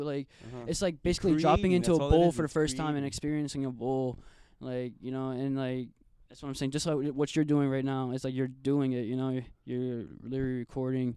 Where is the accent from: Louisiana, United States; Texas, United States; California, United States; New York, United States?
Louisiana, United States; New Orleans; also born or lived in Virginia; I grew up in Virginia, and like literally like 10 minutes out of DC. Uh-huh. And I moved to New Orleans when in like third grade